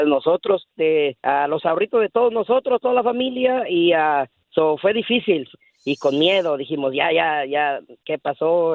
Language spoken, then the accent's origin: Spanish; Guanajuato, Mexico; now in Dallas, United States; Somos de Guanajuato, México